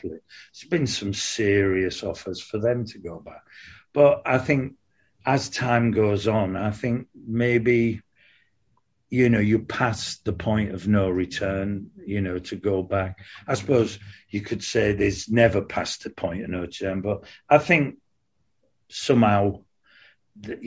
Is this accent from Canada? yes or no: no; Hull, Yorkshire and the Humber, United Kingdom; moved away as an adult; also born or lived in London; I left Hull, my hometown, and went down to London